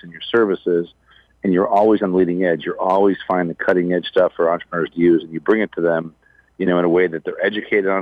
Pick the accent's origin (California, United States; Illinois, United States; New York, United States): Illinois, United States; Chicago; born and raised in Chicago